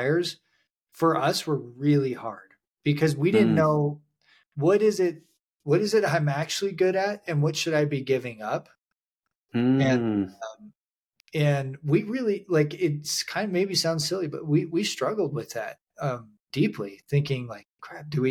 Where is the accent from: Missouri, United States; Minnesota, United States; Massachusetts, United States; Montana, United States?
Montana, United States; I grew up in Montana